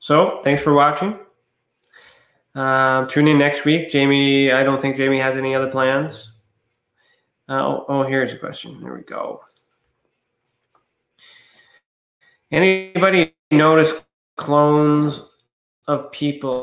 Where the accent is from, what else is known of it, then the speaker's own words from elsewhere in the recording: Ontario, Canada; I'm from Ontario